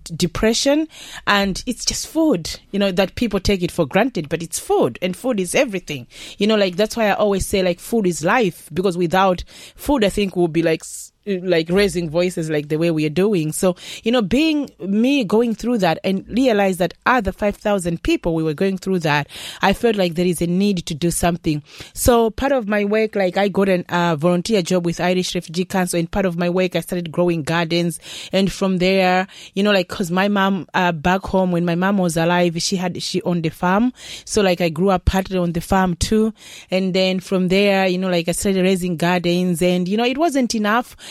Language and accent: English; Malawi; now in Ireland; I'm coming from Malawi so our Malawian recipes